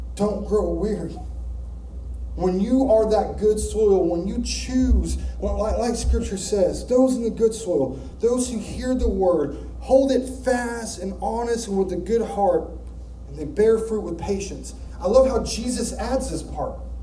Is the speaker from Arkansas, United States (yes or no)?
yes; Arkansas, United States; moved away; We're from Arkansas